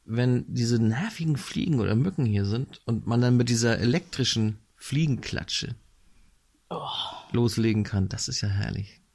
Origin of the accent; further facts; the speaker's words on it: Northern Germany, Germany; Ich bin hier im Norden aufgewachsen